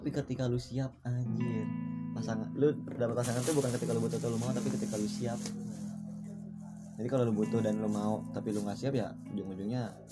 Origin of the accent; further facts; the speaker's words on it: North Sumatra, Indonesia; kalau di gua tuh Batak tuh misalkan gua mau nikahin cewek marga apa